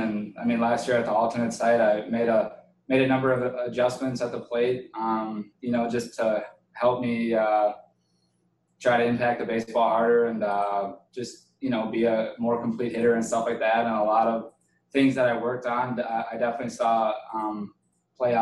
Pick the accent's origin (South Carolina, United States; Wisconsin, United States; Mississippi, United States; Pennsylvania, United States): Wisconsin, United States; I used to love going to Miller Park. I grew up maybe 30 minutes from there